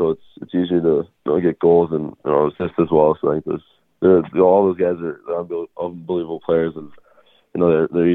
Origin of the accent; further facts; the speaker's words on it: Chicago, Illinois, United States; also born or lived in Quebec, Canada; I was born in Quebec, so I grew up there with my family until third grade, and then I moved to Chicago in third grade, so I was around 9 or 10 years old. I grew up there